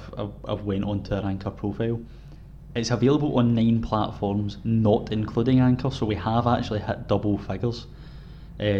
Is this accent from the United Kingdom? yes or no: yes; Scotland, United Kingdom; accent: Scottish; obviously we're from Scotland, so our accents are horrendous with voice recognition technology as it goes.